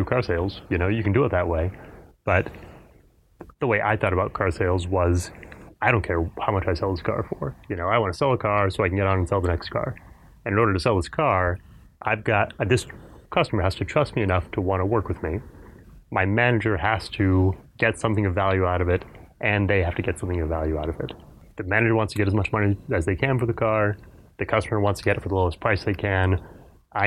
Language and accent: English; Fort Worth, Texas, United States; born or raised there; also born or lived in Houston, Texas